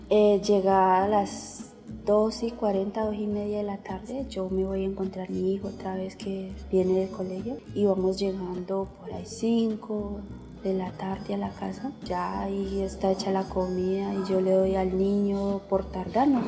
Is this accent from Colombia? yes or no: yes; Florida, Valle del Cauca, Colombia; vengo del municipio de Florida, de la debería de Benecer. Tengo 25 años, yo soy casada